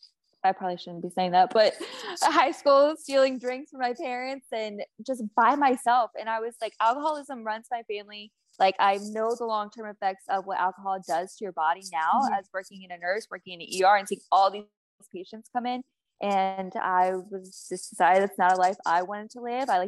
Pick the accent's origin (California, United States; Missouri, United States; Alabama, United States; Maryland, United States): Maryland, United States; Southern; I'm from Southern Maryland